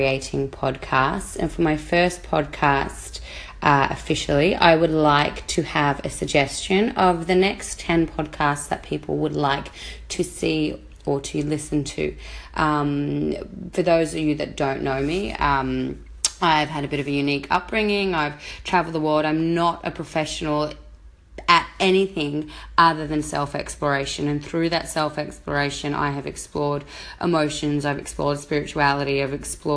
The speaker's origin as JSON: {"language": "English", "country": "Australia", "moved": "as an adult", "said": "my home country, Australia"}